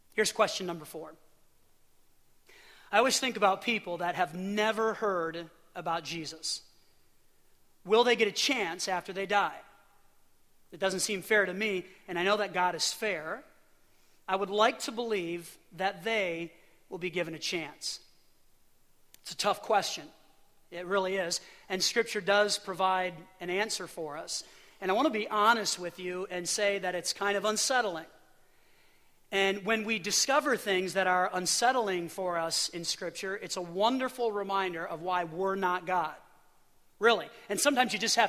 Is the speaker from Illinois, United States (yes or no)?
yes; Illinois, United States; now in Pennsylvania, United States; I grew up in Illinois for a good portion of my life